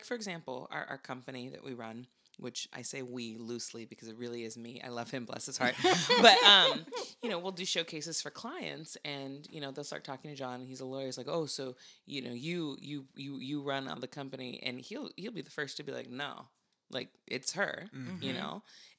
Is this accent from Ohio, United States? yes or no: no; Santa Barbara, California, United States; Like, I grew up in Santa Barbara.